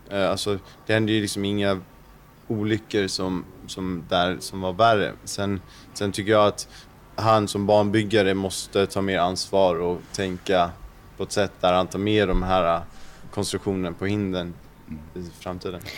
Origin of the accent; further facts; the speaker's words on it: Sweden; Speciellt som svensk